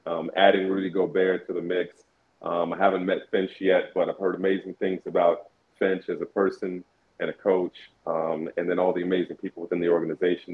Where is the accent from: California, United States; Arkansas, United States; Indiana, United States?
Indiana, United States; Indianapolis; moved away as an adult; also born or lived in Brooklyn; now in Minnesota, United States; I grew up in Indianapolis, went to school there, went to college there